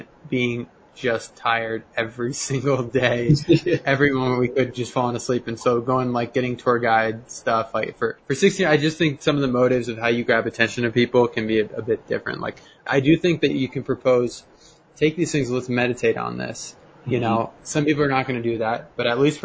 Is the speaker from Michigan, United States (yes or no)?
no; Denver, Colorado, United States; I'm from Denver